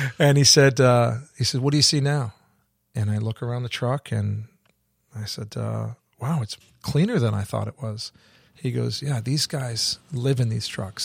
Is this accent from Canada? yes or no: yes; Canada; moved away as an adult; also born or lived in England / Australia; I grew up in Canada, so I spent the first nineteen years of my life there